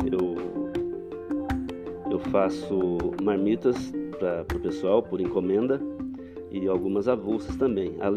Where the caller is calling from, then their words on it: Castilho, São Paulo, Brazil; Eu falo de Castilho, município do estado de São Paulo.